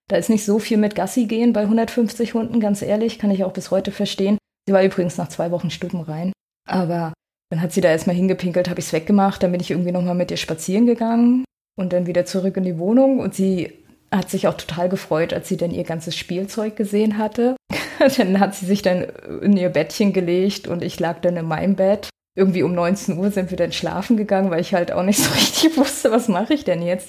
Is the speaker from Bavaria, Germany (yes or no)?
no; Rostock, Mecklenburg-Vorpommern, Germany; born or raised there; moved away as an adult; also born or lived in Graal-Müritz / Mexico / Ruhr area